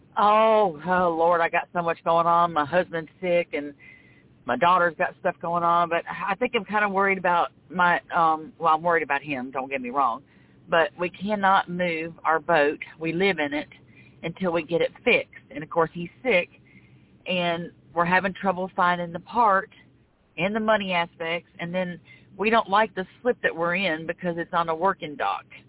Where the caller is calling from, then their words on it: Florida, United States; I'm calling from Florida